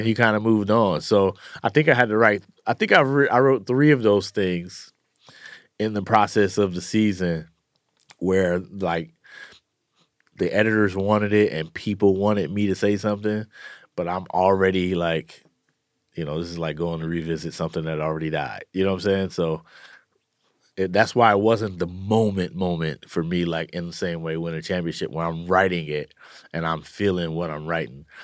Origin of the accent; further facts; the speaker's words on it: Oakland, California, United States; I grew up in the, uh, you know, in East Oakland